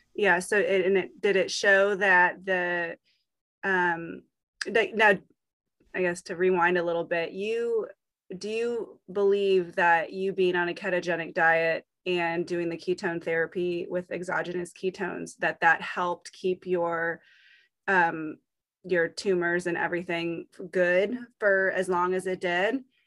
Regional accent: Virginia, United States; my hometown in Virginia

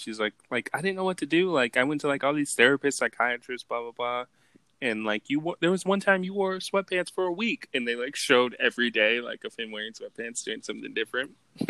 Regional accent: Los Angeles, California, United States; Like, me and my family, we're from, like, California. I'm from Los Angeles.

